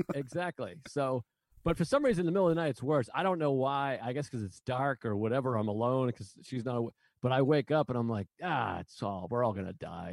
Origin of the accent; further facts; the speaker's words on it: Massachusetts, United States; now in New York, United States; I was just born there. I, at least I'm from there